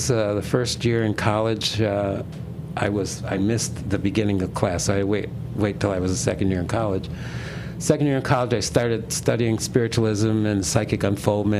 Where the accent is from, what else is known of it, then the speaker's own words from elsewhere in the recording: Dunkirk, New York, United States; also born or lived in Boston; I'm from Dunkirk, born and raised in Dunkirk, New York